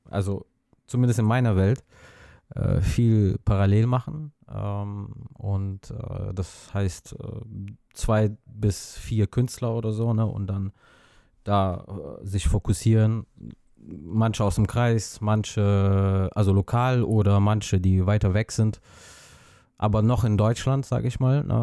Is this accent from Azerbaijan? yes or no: yes; Azerbaijan; now in Neuss, Germany; ursprünglich komme ich aus Aserbaidschan.